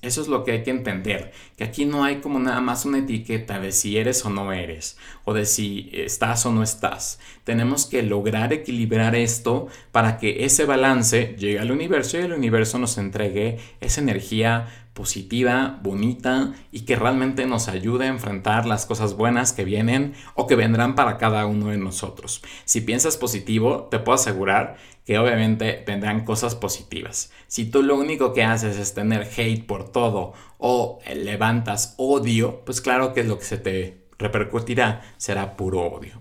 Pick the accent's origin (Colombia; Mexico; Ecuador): Mexico; en mi país, en México